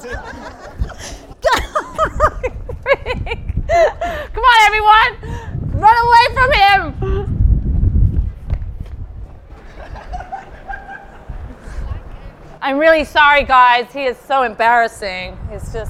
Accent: Portland, Oregon, United States; also born or lived in New York; now in London, United Kingdom; I'm from Portland, Oregon

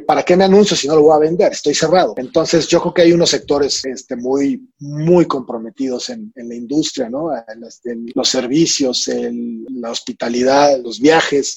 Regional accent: Mexico; como mexicanos

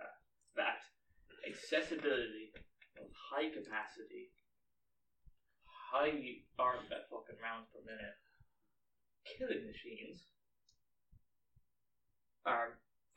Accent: Ireland; we're Irish

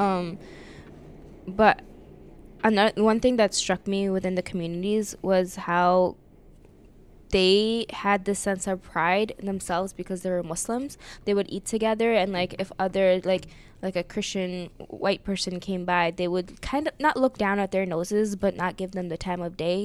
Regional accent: United States; I grew up in America and I learned American history

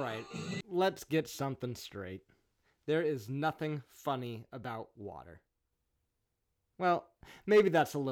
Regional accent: California, United States; being a Californian, living in sustained drought conditions

